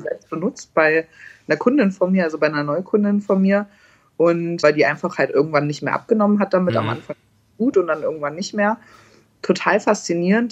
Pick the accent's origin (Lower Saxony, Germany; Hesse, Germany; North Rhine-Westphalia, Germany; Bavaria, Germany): Hesse, Germany; ich komme ja aus Hessen